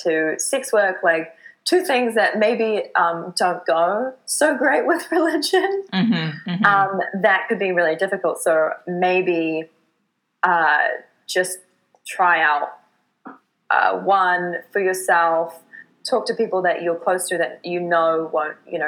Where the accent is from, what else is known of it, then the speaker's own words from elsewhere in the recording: New Zealand; moved away as an adult; now in Vancouver, Canada; my home in New Zealand